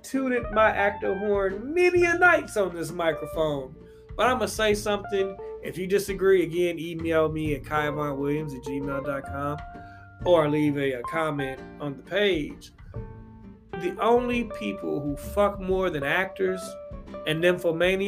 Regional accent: Louisville, Kentucky, United States; my hometown of Louisville, Kentucky, I lived in these apartments called the Oxford

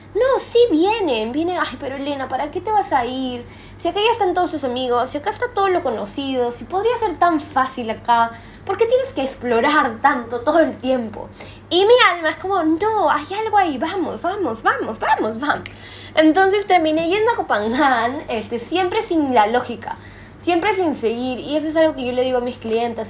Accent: Peru; moved away as an adult; now in Thailand; como peruana

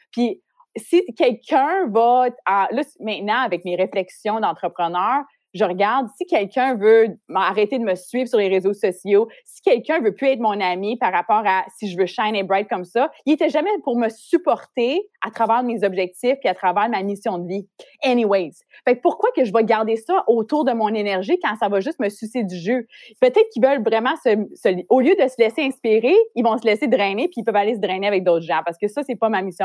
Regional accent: Ontario, Canada; moved away as an adult; now in Montreal, Canada; j'ai grandi en Ontario, comme t'as dit. J'ai déménagé à Montréal pour poursuivre ma carrière dans l'industrie de la mode

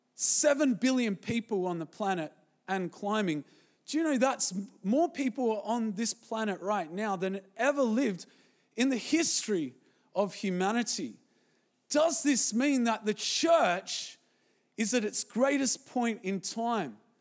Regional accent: Zimbabwe; moved away; when I was born in Zimbabwe

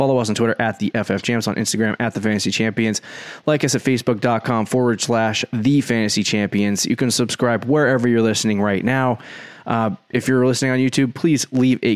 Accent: Northeast, United States; We're from the Northeast, so when it gets warm out, it doesn't get good warm.

